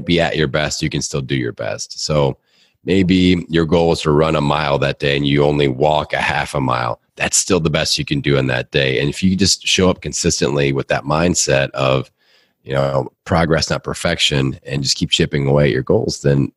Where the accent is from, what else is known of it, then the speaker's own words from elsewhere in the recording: Bloomington, Indiana, United States; always lived in my hometown here in Bloomington, Indiana